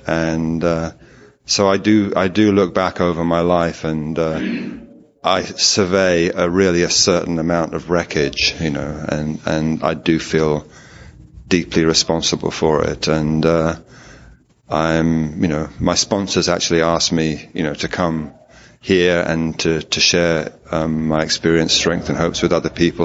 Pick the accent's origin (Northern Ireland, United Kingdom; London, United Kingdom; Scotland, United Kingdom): London, United Kingdom; I'm from London in England